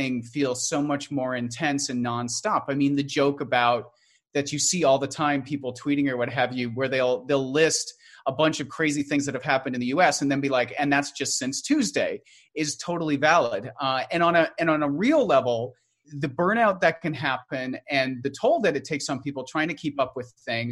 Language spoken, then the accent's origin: English; Canada; I'm Canadian